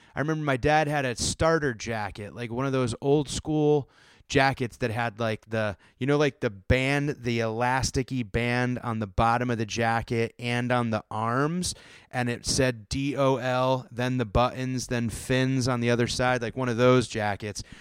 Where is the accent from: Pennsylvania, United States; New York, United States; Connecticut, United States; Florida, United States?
Connecticut, United States; growing up in Connecticut and the, in the Northeast in that time